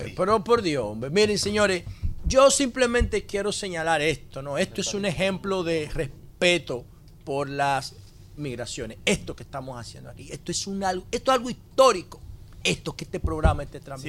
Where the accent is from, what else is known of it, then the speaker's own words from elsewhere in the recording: Dominican Republic; estamos haciendo un programa en el corazón legislativo de Nueva York y somos dominicanos